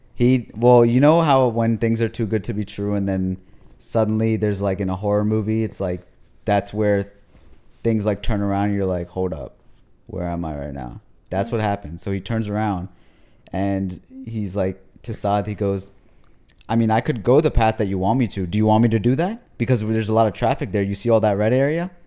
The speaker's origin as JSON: {"language": "English", "country": "United States", "said": "I'm a Pakistani American. That's what I call myself"}